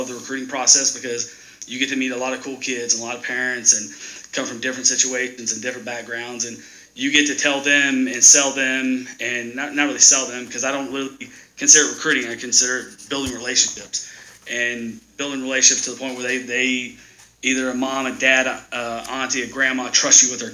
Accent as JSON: {"language": "English", "region": "Texas", "country": "United States", "tie": "born or raised there", "moved": "yes", "said": "I grew up in Texas"}